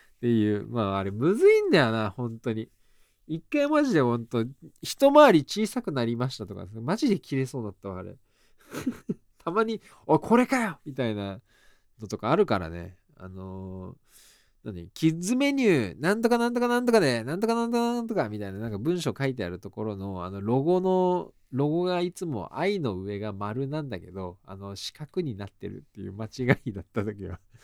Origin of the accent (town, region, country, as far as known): Hiezu, Tottori, Japan; born or raised there; moved away as an adult; now in Tokyo, Japan